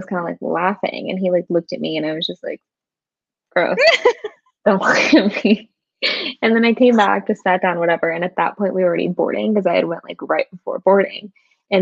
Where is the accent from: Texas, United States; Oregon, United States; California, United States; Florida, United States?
California, United States; Sacramento; I'm from Sacramento